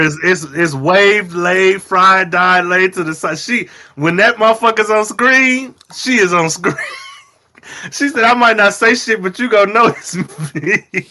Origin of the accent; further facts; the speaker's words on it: United States; as an American